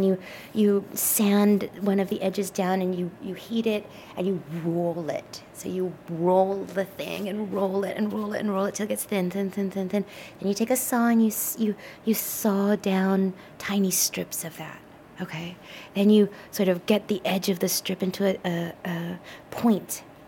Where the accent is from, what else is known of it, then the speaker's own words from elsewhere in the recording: United States; also born or lived in Japan; But you know, I can't overlook the fact that I am an American, and our identities are associated with these amazing automobiles that we made